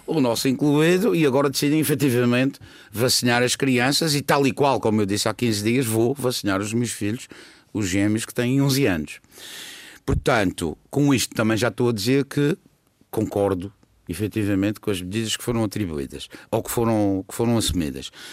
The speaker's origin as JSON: {"language": "Portuguese", "region": "Madeira", "country": "Portugal", "said": "isso orgulha-me como madeirense"}